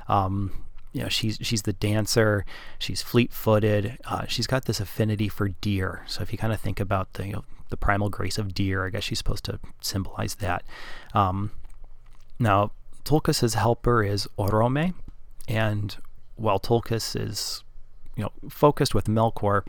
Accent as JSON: {"language": "English", "region": "Wisconsin", "country": "United States", "accent": "Wisconsinese", "said": "my accent has a little bit of some Wisconsinese in there"}